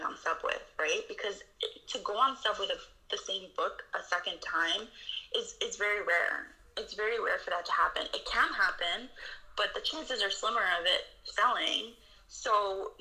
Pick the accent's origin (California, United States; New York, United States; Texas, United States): New York, United States; New York City; I grew up in the Bronx